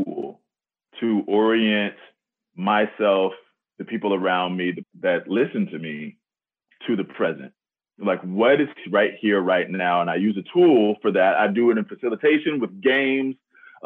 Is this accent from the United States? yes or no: yes; Texas, United States; also born or lived in Alabama; now in Seattle, United States; I'm from Texas